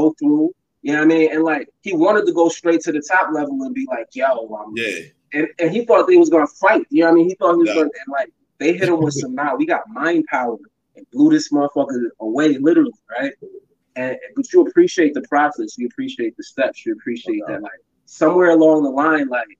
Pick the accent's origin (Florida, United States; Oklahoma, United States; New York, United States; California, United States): New York, United States; New York City; also born or lived in Buffalo, New York; My mom's remarried and moved to Brooklyn when I was young, but I spent all my summers out there